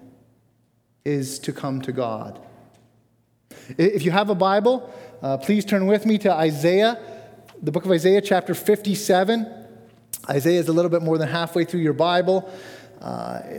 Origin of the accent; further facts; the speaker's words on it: Bradford, Ontario, Canada; moved away as an adult; I grew up near Bradford, Ontario